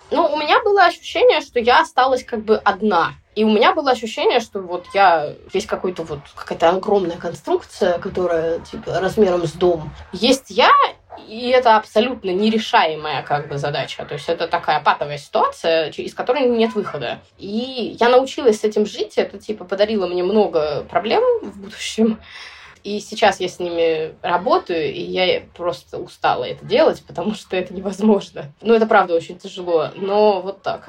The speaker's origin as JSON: {"language": "Russian", "town": "Sevastopol", "region": "Crimea", "country": "Ukraine", "tie": "born or raised there", "said": "я родилась в Севастополе"}